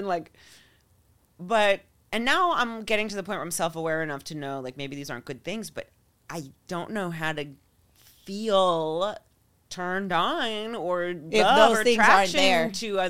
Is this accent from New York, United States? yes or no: yes; New York, United States; I was raised in New York. I'm a Scorpio.